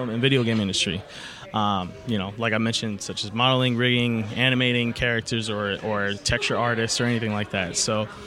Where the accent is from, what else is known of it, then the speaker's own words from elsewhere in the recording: Cleveland, Ohio, United States; From Cleveland, Ohio.